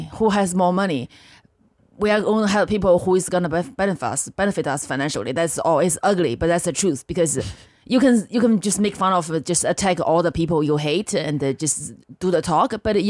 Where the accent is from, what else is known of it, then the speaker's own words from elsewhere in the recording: northern China, China; English is a second language; now in United States; I grew up in China in the 90s.